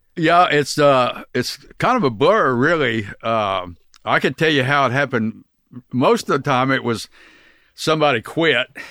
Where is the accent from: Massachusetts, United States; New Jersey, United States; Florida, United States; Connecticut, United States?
Florida, United States; Cocoa Beach; also born or lived in Oklahoma; I grew up in Cocoa Beach